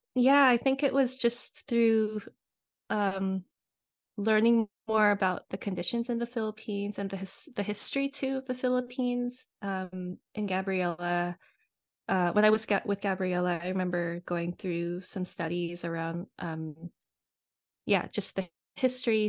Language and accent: English; Oahu, Hawaii, United States; now in Seattle, United States; I am based in Seattle, Washington currently, but um, was born and raised in Hawaii on Oahu.